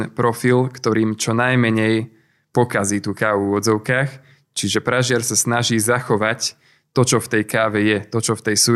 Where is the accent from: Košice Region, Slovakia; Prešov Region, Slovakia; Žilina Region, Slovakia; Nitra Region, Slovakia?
Nitra Region, Slovakia; Hurbanovo; A my sme si pražiareň založili priamo v Hurbanove, keďže som z Hurbanova.